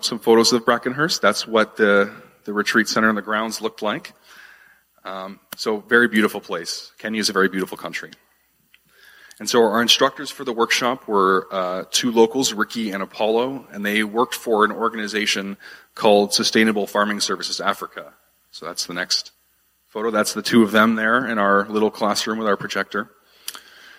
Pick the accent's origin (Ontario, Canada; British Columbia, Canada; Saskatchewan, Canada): Ontario, Canada; Ottawa; moved away as an adult; also born or lived in Wolfville, Nova Scotia; I'm originally from here, from Ottawa. I grew up in this city.